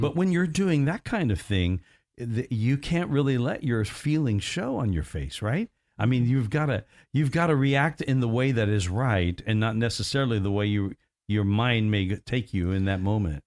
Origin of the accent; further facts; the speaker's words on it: Evansville, Indiana, United States; when I grew up in Evansville